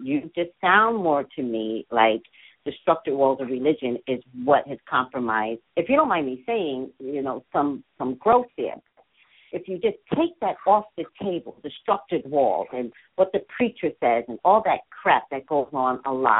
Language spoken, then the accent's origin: English; New York, United States; now in California, United States; When I moved to California, because I come from New York, we don't have those big churches.